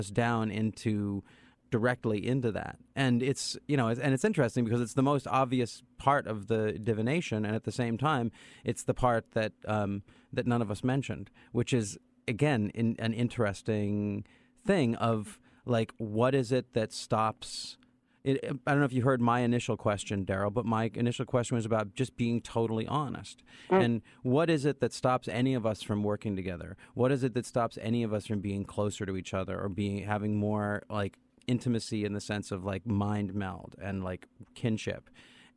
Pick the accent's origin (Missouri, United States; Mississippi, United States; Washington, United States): Washington, United States; Olympia; I'm a Jew from Olympia.